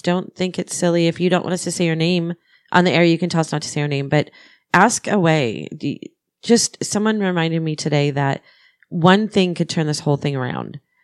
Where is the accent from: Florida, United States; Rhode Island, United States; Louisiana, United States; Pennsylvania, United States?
Pennsylvania, United States; I'm from Pennsylvania